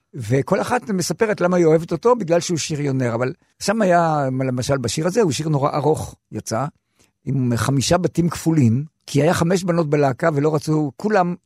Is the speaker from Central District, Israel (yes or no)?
no; Yagur, Haifa District, Israel; שם נולדתי, שם כתבתי את השירים הראשונים שלי